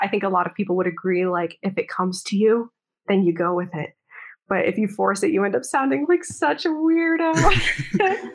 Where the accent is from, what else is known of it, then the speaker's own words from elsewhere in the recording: Connecticut, United States; moved away; I'm originally from Connecticut, so the way I grew up and the way I speak is not necessarily like the people that I perform